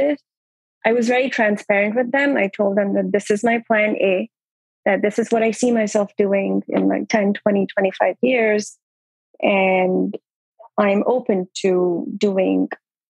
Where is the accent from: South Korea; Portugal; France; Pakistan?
Pakistan; moved away as an adult; now in New York City, United States; I'm an IMG born and brought up in Pakistan.